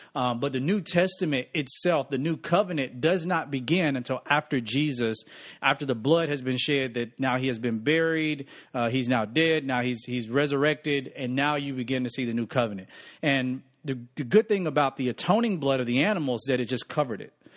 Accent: Newton, Mississippi, United States; Born and raised in Newton, Mississippi, backwoods, born in a double wide trailer

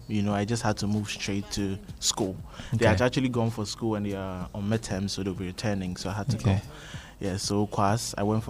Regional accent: Medina, Greater Accra, Ghana; I grew up out in Medina.

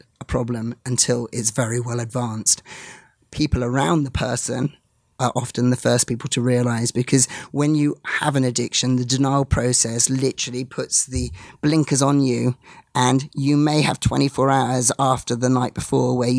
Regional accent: England, United Kingdom; As an English person

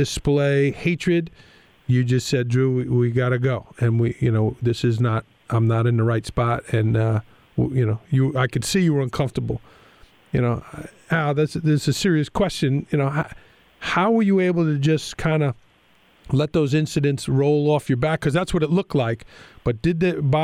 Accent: New York City, New York, United States; moved away; also born or lived in Greensboro, North Carolina; I grew up in Staten Island, New York

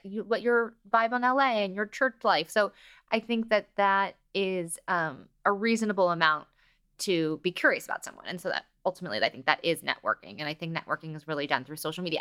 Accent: Los Angeles, California, United States; growing up in L A gives you a new layer of confidence

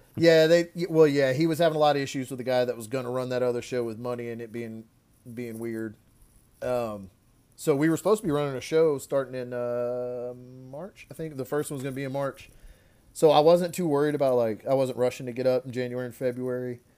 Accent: Louisiana, United States; we're both from Louisiana

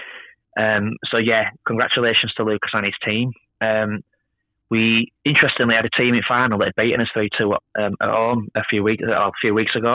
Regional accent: Yorkshire and the Humber, United Kingdom; I'm an Englishman. I'm a Yorkshireman

